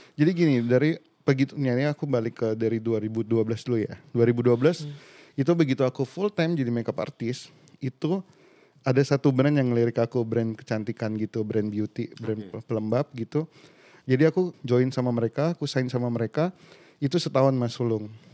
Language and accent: Indonesian; Pontianak, West Kalimantan, Indonesia; born or raised there; moved away as an adult; now in Jakarta, Indonesia